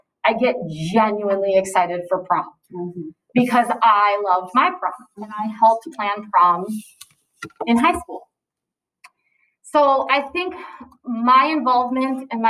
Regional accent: Sioux Center, Iowa, United States; moved away; I'm from Sioux Center, Iowa, originally.

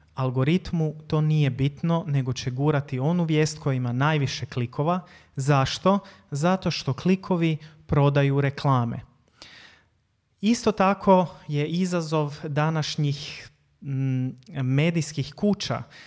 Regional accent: Croatia; Kod nas u Hrvatskoj

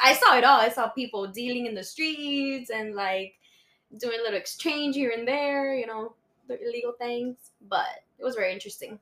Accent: Miami, Florida, United States; English is a second language; also born or lived in Bogota, Colombia; I came here to when I was four, so I was pretty much raised my whole life

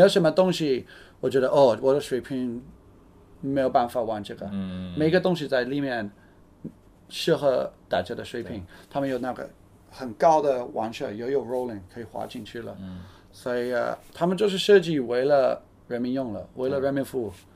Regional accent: United Kingdom; Chinese is a second language; now in China; 因为我是英国人

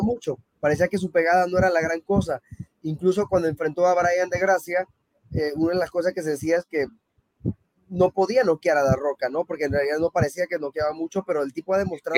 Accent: Panama; also born or lived in Mexico; yo soy mexicano y, prácticamente viví toda mi vida en Panamá

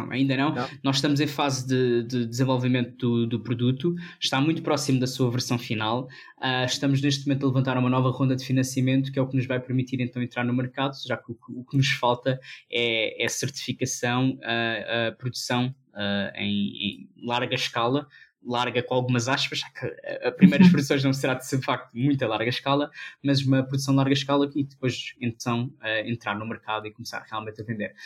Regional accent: Portugal; eu nasci já português

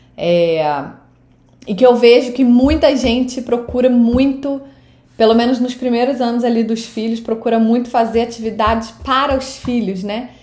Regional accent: Saquarema, Rio de Janeiro, Brazil; moved away as an adult; now in United States; Eu sou do Rio de Janeiro, sou de Saquarema, no Rio de Janeiro no Brasil. E eu moro aqui nos Estados Unidos já há 13 anos e pouco, quase 14 anos.

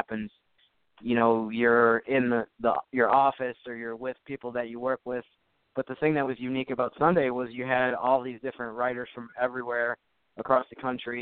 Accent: Syracuse, New York, United States; now in New Orleans, United States; I'm actually from the Syracuse, New York area

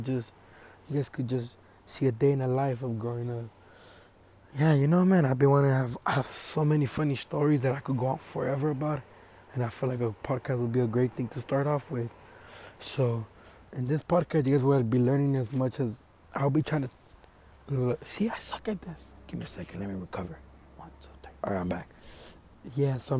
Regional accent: Los Angeles, California, United States; I'm from Los Angeles, Echo Park, downtown LA area. I was born in the hood

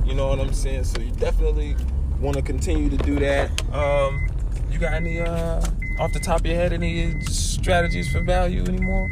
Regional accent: Massachusetts, United States; moved away; also born or lived in Quincy, Florida; I was born in Massachusetts

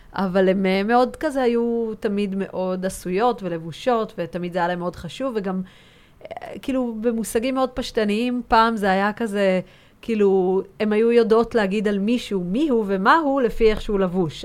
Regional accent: Tel Aviv, Tel Aviv District, Israel; גם ורד וגם אני נולדנו כאן בתל אביב, וכאילו זה היה באמת הבסיס שלנו

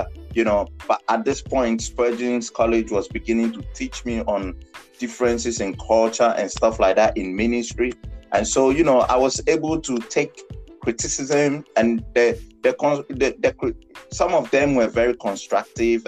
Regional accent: Ghana; accent: African; English is a second language; moved away as an adult; also born or lived in United Kingdom; I grew up in Ghana

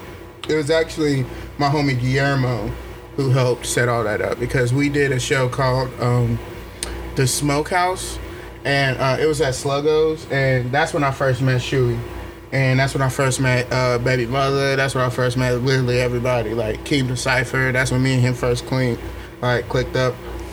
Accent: Nashville, Tennessee, United States; I'm from here. I'm from Nashville. I was raised south, 12 south, Nashville

